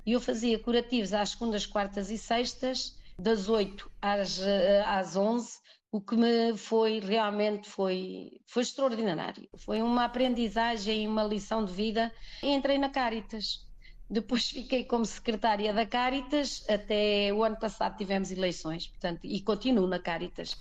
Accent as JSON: {"language": "Portuguese", "town": "Azinhaga", "country": "Portugal", "tie": "born or raised there", "moved": "as an adult", "lives_now": "Sal, Cape Verde", "said": "vivíamos no, na Azinhaga, tal como onde eh, nascemos"}